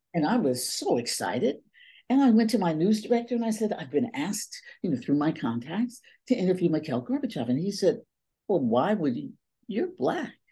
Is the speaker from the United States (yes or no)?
yes; East Palo Alto, California, United States; moved away as an adult; also born or lived in Oakland / San Diego; now in Paris, France; I grew up in a community called East Palo Alto